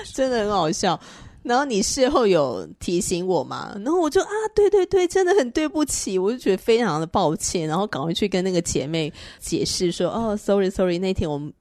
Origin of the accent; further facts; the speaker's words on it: northern Taiwan, Taiwan; 那我是彻头彻尾的北部人啊